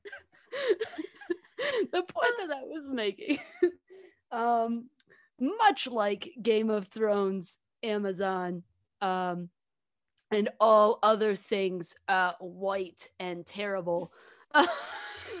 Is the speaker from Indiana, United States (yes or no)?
yes; Southern Indiana, United States; We grew up in Southern Indiana